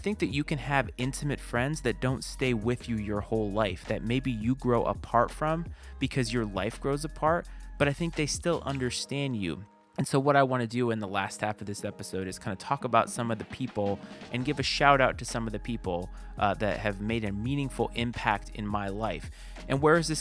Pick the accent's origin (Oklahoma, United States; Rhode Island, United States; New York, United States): Rhode Island, United States; Bristol; moved away as an adult; I was born and raised in Bristol, Rhode Island